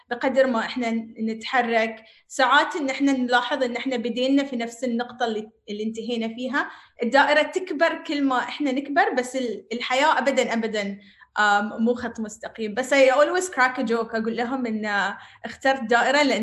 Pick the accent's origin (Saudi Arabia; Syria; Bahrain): Bahrain; also born or lived in Palestine; now in United Arab Emirates; أنا بحرينية فلسطينية أعيش في الإمارات